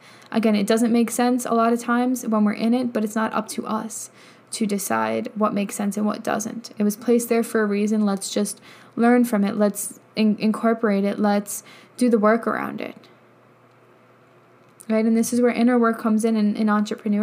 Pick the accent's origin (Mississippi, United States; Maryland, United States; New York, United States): New York, United States; moved away as an adult; also born or lived in Colorado; I lived in New York my whole life